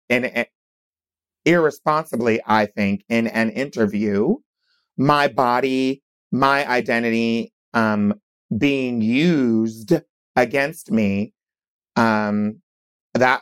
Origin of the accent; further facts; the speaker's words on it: Wilmington, Delaware, United States; also born or lived in Hershey, Pennsylvania; I was born in Pennsylvania, in Hershey, Pennsylvania, but I grew up in Wilmington, Delaware.